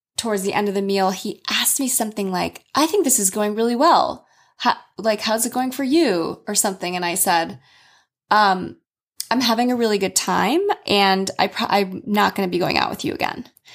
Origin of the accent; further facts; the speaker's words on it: United States; as an American woman who has lived abroad extensively